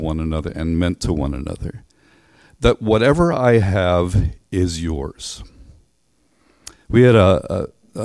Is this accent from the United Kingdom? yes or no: yes; Northern Ireland, United Kingdom; We grew up in Northern Ireland